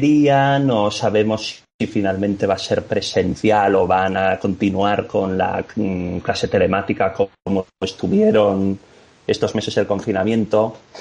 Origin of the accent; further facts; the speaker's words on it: Cádiz, Andalusia, Spain; also born or lived in Ávila / Madrid; Yo realmente soy de Cádiz